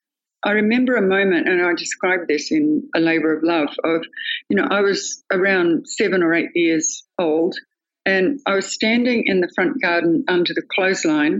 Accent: North Queensland, Australia; I was born in North Queensland and grew up on a cattle station, a 32,000 acre cattle station, way out bush

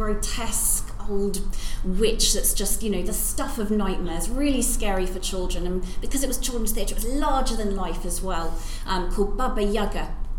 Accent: Norwich, East of England, United Kingdom; born there; yeah, I was born

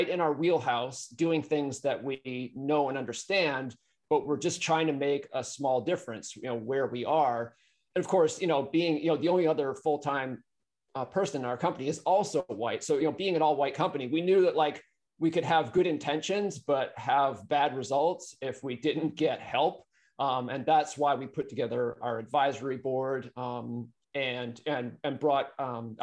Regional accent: New Hampshire, United States; now in California, United States; I grew up in New Hampshire. So I'm talking to you from California

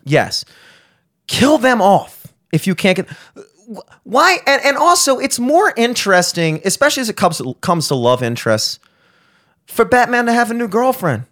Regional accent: Towson, Maryland, United States; I'm from Towson

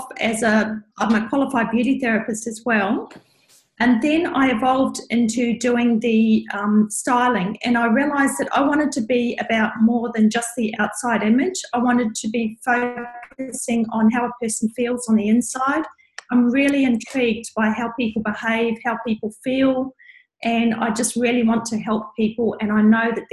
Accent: New Zealand; now in Brisbane, Australia; I'm from New Zealand.

